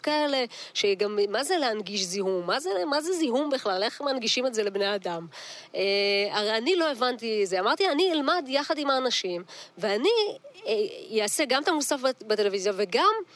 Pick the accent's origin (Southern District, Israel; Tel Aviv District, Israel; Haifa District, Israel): Haifa District, Israel; Kiryat Yam; נולדתי וגדלתי בקריית ים